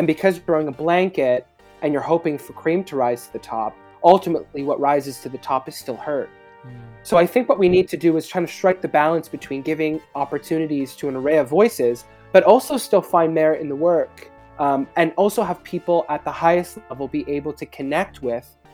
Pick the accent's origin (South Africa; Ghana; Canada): Canada; especially as English Canadian filmmakers